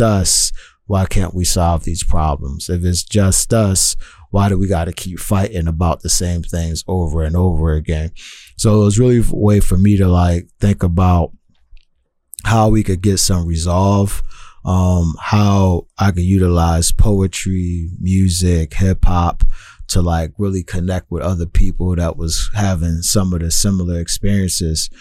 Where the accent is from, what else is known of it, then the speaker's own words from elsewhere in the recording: Philadelphia, Pennsylvania, United States; now in Tacoma, United States; as a young person growing up in Philadelphia